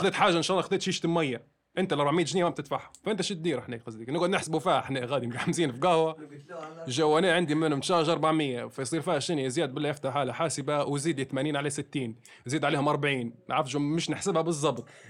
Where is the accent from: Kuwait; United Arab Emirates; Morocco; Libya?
Libya; also born or lived in Egypt; ان انا ليبي